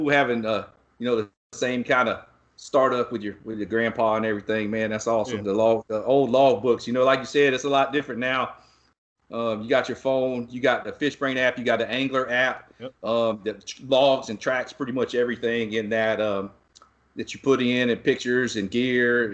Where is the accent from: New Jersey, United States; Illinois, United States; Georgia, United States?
Georgia, United States; now in Texas, United States; back home in Georgia, where I'm originally from